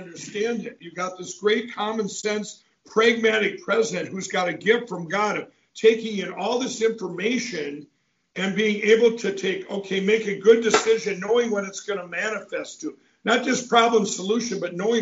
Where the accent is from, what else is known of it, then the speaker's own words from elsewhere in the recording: Minnesota, United States; my home state of Minnesota